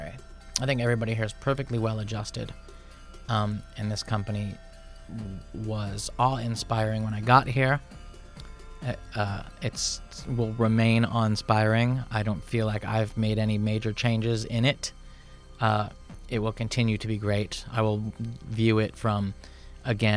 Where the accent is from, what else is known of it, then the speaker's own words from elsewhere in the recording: Midwest, United States; also born or lived in Chicago; now in Seattle, United States; I'm from the Midwest. I'm Midwestern. Those are my people